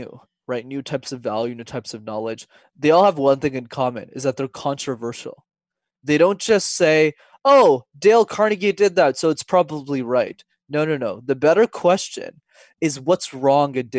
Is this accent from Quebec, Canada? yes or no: yes; Montreal, Quebec, Canada; when I was 5 years old, Wesley, I got put into a French school because I'm from Montreal, but I didn't speak a word of French